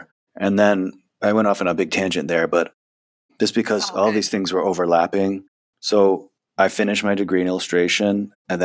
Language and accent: English; Connecticut, United States; I'm from Connecticut and all my friends and family are there